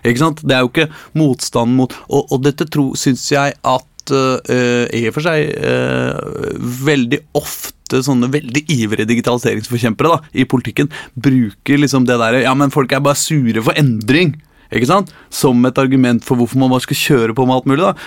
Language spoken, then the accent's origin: Norwegian; Norway; also born or lived in Värmland, Sweden; now in Sweden; jeg er norsk